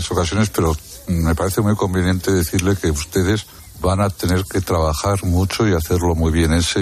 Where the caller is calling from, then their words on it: Chicago, Illinois, United States; Spanish is a second language; Hola, Ángel y equipo. … from Chicago. … de Chicago. Solo quería deciros que escucho vuestro programa para aprender y mejorar mi español.